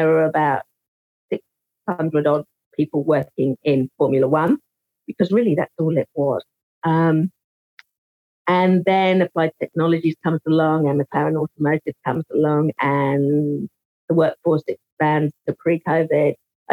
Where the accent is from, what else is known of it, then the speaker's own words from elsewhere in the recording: England, United Kingdom; moved away as an adult; now in New Zealand; So I was born in England. I came out to New Zealand on a family holiday in 1989. I thought, I'll stay for 6 months. Became 6 years, became 16 years, became 26 years.